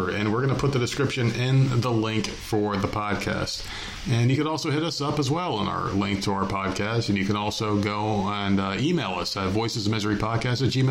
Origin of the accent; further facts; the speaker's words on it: New Jersey, United States; we're both from New Jersey.